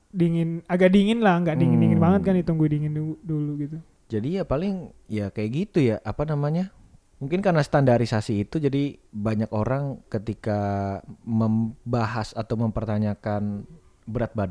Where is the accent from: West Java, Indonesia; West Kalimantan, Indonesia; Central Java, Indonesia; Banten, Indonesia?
West Java, Indonesia; gue juga orang gue orang Sunda